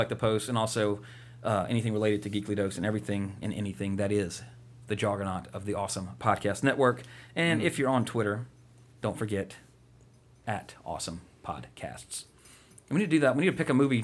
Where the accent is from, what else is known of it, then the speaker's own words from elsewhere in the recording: the South, United States; we grew up in the South